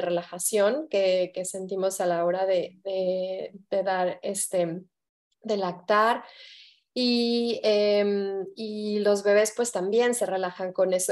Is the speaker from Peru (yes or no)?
no; Mexico; moved away; soy, soy mexicana de, nacimiento, de corazón